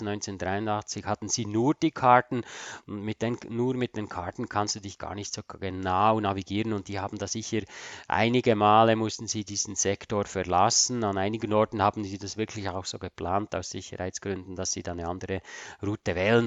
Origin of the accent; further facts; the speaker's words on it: Switzerland; als Schweizer ist man da halt ein bisschen äh, Bodenständiger vielleicht